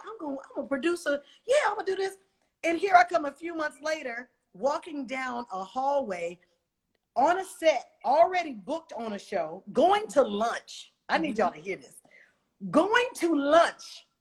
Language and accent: English; Oakland, California, United States; I'm from Oakland